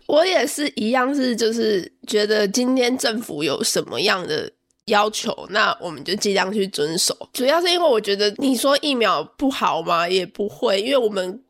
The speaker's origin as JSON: {"language": "Chinese", "country": "Taiwan", "moved": "as an adult", "lives_now": "Sydney, Australia", "said": "我们台湾人"}